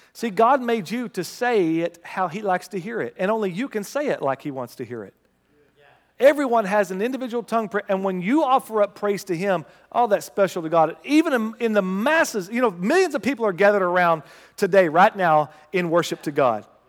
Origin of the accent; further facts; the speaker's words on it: United States; As an American